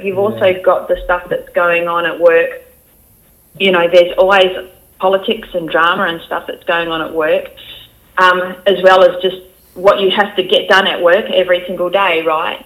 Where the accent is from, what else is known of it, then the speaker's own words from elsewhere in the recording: Geraldton, Western Australia, Australia; accent: country accent; moved away as an adult; I'm from there, and I grew up there, and you know, pretty much my whole life